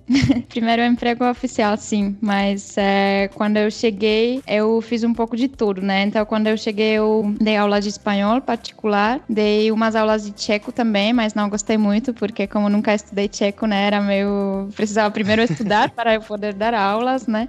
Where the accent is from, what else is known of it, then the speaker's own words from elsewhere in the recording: Pardubice, Pardubice Region, Czechia; Portuguese is a second language; moved away as an adult; now in São Paulo, Brazil; eu sou da cidade que chama Pardubice, que é fica uma hora de Praga